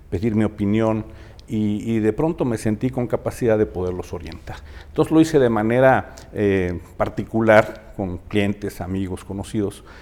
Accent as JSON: {"language": "Spanish", "region": "Mexico City", "country": "Mexico", "tie": "born or raised there", "moved": "as an adult", "lives_now": "Aguascalientes, Mexico", "said": "soy chilango de nacimiento y orgulloso"}